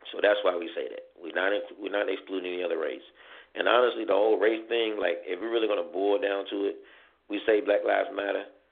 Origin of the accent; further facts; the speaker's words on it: Chicago, Illinois, United States; I'm from Chicago